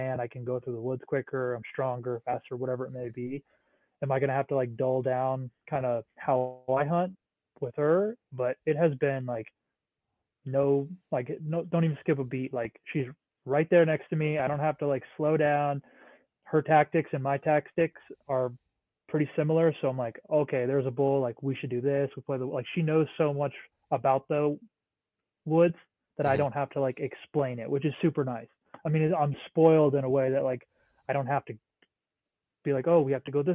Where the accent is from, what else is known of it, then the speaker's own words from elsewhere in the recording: New Hampshire, United States; moved away as an adult; also born or lived in Washington; now in Montana, United States; I grew up in New Hampshire